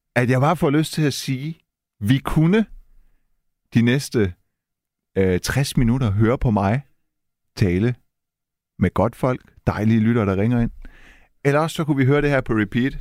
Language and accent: Danish; Silkeborg, Central Denmark Region, Denmark; Jeg er fra Silkeborg, jeg har været i Randers